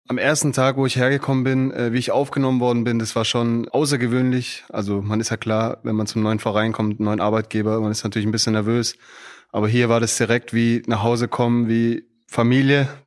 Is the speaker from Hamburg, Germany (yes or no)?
no; Stuttgart, Baden-Württemberg, Germany; moved away as an adult; now in Frankfurt, Germany; ich komme direkt aus Stuttgart, aus Bad Cannstatt.